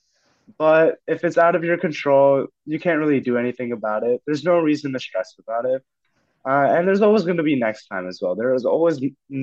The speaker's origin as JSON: {"language": "English", "town": "Fremont", "region": "California", "country": "United States", "tie": "born or raised there", "said": "I come from Fremont, California, and went to Mission San Jose High School"}